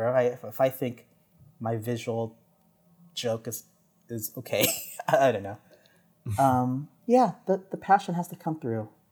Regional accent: San Jose, California, United States; moved away as an adult; now in New York, United States; being born and raised in San Jose

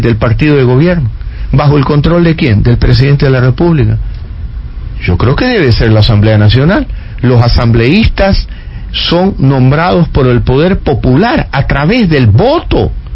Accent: Ecuador

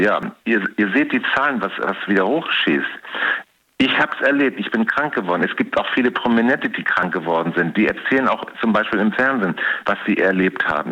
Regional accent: Hamburg, Germany; now in Cologne, Germany; Ich komme gebürtig aus Hamburg.

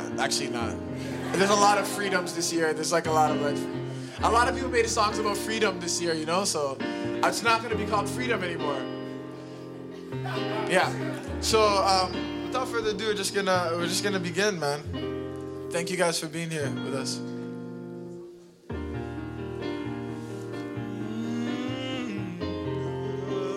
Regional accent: Toronto, Ontario, Canada; I hail from Regent Park

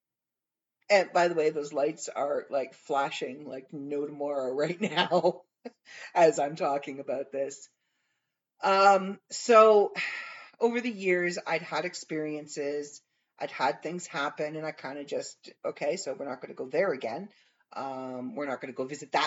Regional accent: Canada

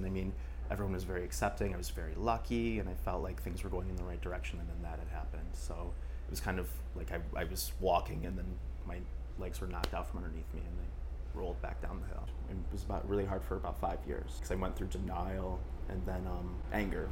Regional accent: Jackson, Michigan, United States; now in Paris, France; I grew up in Jackson, Michigan

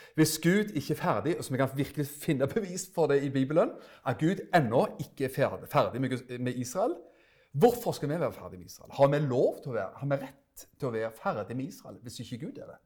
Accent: Stavanger, Rogaland, Norway; moved away as an adult; now in Froland, Norway; Som du hører, så er jeg fra Stavanger

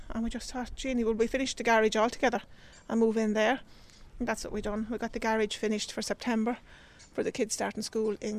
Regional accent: County Westmeath, Leinster, Ireland; moved away as an adult; also born or lived in County Kildare; We're originally from County Westmeath.

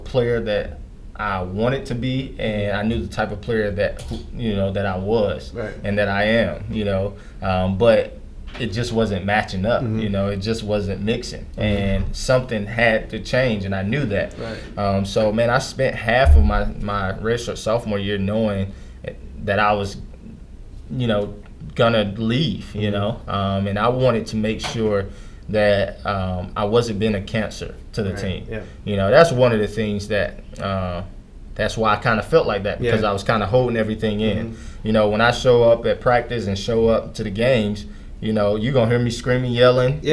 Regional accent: Durham, North Carolina, United States; my hometown in Durham, North Carolina

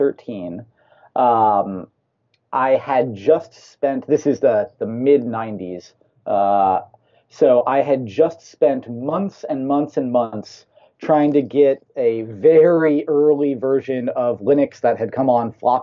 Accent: California, United States; also born or lived in Alaska; I was actually born in Alaska, but grew up in California

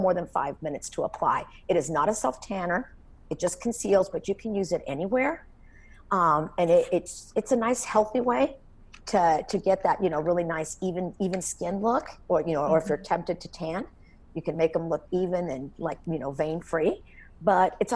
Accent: Texas, United States; growing up in Texas

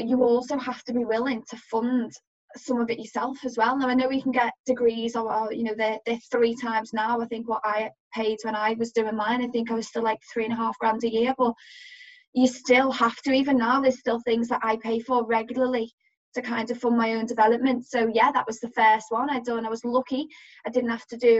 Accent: Liverpool, North West England, United Kingdom; being a Scouser

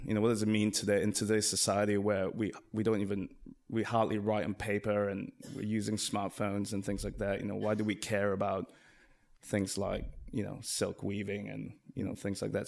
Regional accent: Singapore; we come from Asia, uh, from Singapore

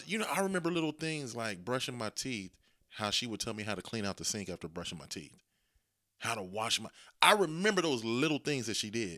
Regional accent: Dayton, Ohio, United States; born or raised there

